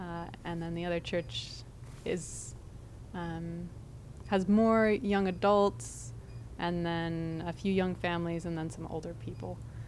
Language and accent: English; Duluth, Minnesota, United States; moved away as an adult; now in Austin, United States; I grew up in Duluth, Minnesota, on a lake, and went to a church there with a lady priest